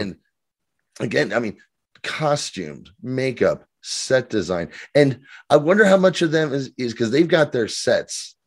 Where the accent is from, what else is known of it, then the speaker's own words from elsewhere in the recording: United States; I'm so American